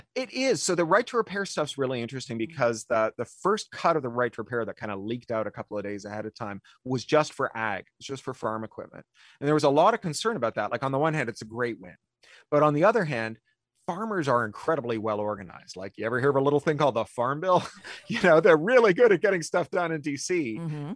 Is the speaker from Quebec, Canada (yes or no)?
no; Ontario, Canada; I grew up in Ontario